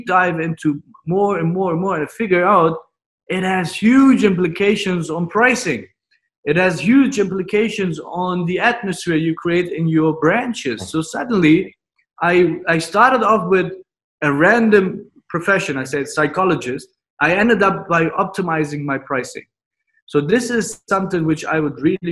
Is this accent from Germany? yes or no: yes; Germany; also born or lived in Turkey (ancestry); now in Dubai, United Arab Emirates; my parents are from Turkey, so I have Turkish descent. Then I was born in Germany